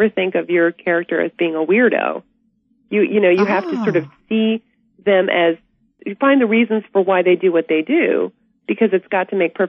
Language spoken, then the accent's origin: English; Birmingham, Alabama, United States; moved away as an adult; also born or lived in Atlanta, Georgia / New York City; I was born in Atlanta, Georgia, and raised in Birmingham, Alabama. But I went to New York City on a dance scholarship when I was 18.